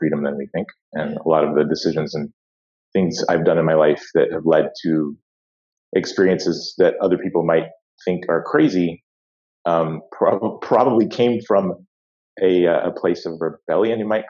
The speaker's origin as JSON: {"language": "English", "town": "Atlanta", "region": "Georgia", "country": "United States", "tie": "born or raised there", "also_born_or_lived": "West Coast, United States", "said": "grew up in Atlanta, Georgia"}